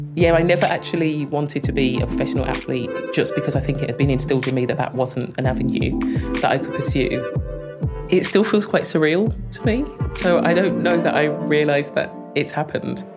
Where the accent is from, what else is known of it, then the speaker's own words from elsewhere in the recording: Birmingham, West Midlands, United Kingdom; I was born in Selly Oak and raised there.